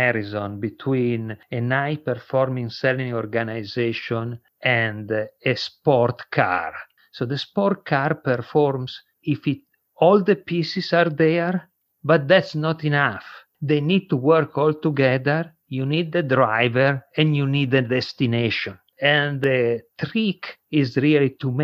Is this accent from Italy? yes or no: yes; Italy; accent: not American; English is a second language; moved away as an adult; now in United States; my accent is a little bit not American, I'm Italian. I came to the United States 20 years ago.